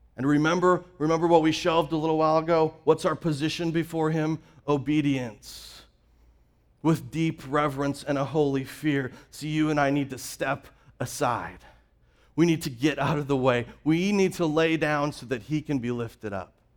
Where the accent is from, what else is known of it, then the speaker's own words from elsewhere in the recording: Canada; moved away; I'm originally from Canada. I grew up with that same picture i-, in my backyard. I grew up with Rocky Mountains covered in snow.